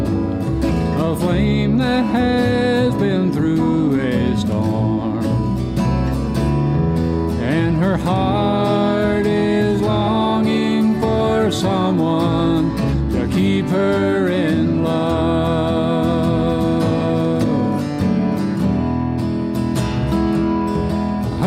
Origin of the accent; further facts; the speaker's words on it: the Shoals, Lauderdale County, Alabama, United States; moved away as an adult; also born or lived in Florida / Virginia; Born and raised in the Shoals, Lauderdale County